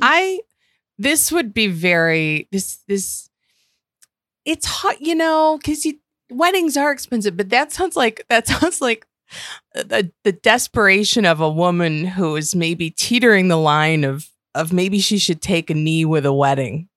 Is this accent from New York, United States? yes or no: yes; Western New York, United States; I grew up in Western New York